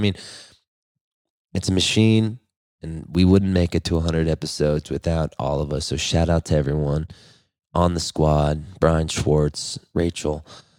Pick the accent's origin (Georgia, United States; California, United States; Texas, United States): California, United States; Calabasas; born or raised there